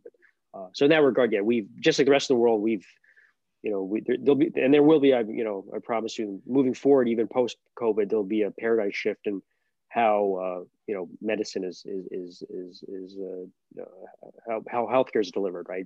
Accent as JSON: {"language": "English", "town": "Albany", "region": "New York", "country": "United States", "tie": "born or raised there", "also_born_or_lived": "Boston / Texas / California / San Diego", "moved": "as an adult", "lives_now": "Buffalo, United States", "said": "I grew up in Albany"}